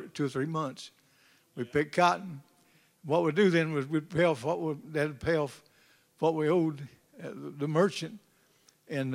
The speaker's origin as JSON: {"language": "English", "region": "North Arkansas", "country": "United States", "tie": "born or raised there", "moved": "yes", "said": "I was not raised here. I was raised in North Arkansas"}